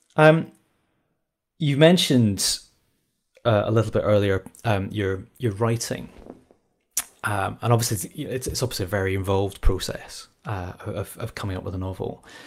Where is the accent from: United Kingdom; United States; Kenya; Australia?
United Kingdom; Scotland; I was brought up in Scotland